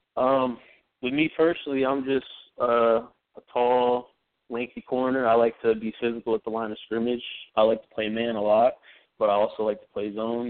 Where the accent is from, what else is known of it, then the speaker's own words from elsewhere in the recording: Ohio, United States; moved away as an adult; now in New York, United States; I'm from Ohio